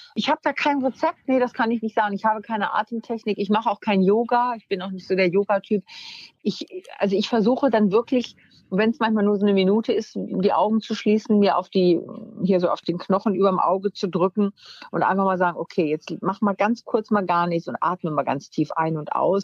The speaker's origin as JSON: {"language": "German", "town": "Wunstorf", "region": "Lower Saxony", "country": "Germany", "tie": "born or raised there", "said": "bin aufs, äh, Gymnasium gegangen in Wunstorf, also da, wo ich herkomme, in Niedersachsen"}